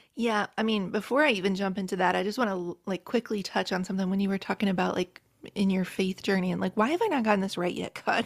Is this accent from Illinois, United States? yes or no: no; rural West Virginia, United States; moved away; I grew up in a trailer, single white trailer in rural West Virginia